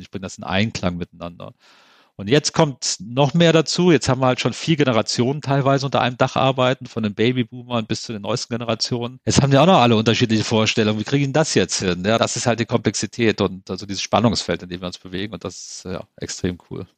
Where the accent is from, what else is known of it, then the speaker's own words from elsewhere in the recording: Central Germany, Germany; da, wo ich herkomme, aus der Mitte von Deutschland, da sagt man auch jedem Tierchen sein Pläsierchen